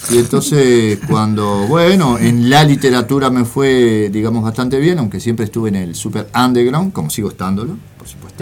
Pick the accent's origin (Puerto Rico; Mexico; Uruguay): Uruguay; Montevideo; also born or lived in interior of Uruguay; yo soy de Montevideo. Ah. En ese momento viví en el interior y vine